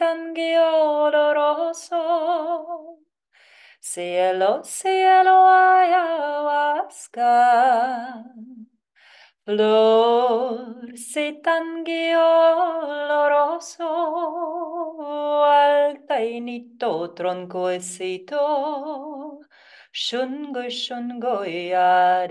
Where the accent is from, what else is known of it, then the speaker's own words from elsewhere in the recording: Siberia, Russia; English is a second language; moved away as an adult; now in Los Angeles, United States; But I'm originally from Siberia, Russia.